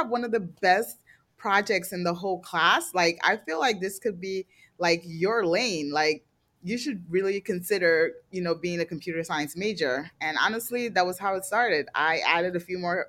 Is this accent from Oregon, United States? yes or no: no; New Jersey, United States; also born or lived in Nigeria; I grew up in New Jersey, kind of like a very white town